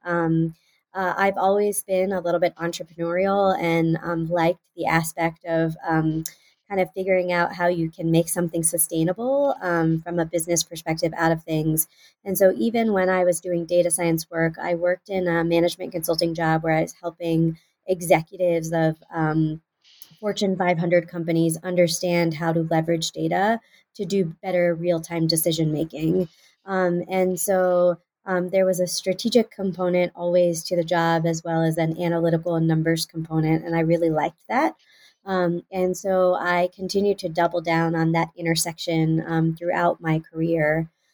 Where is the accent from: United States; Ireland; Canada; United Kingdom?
United States; Houston, Texas; moved away as an adult; also born or lived in Pennsylvania; was born and raised in Houston, Texas